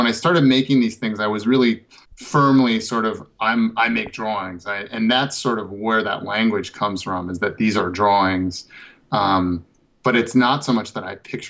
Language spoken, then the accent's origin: English; northern Minnesota, United States; also born or lived in Chicago / Berlin; now in Los Angeles, United States; I grew up in Minnesota, in northern Minnesota